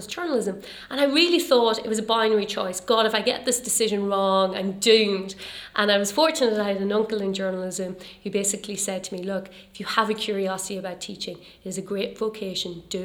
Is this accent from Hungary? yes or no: no; Ireland; we're definitely a nation of storytellers